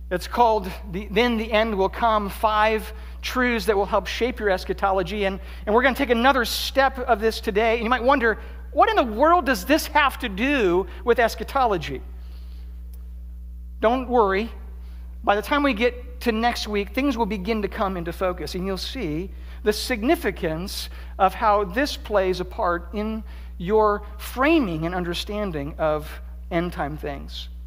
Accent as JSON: {"language": "English", "town": "Columbus", "region": "Ohio", "country": "United States", "tie": "born or raised there", "said": "also grew up in Columbus. And so there is this sense in which there's ownership. This is my hometown team."}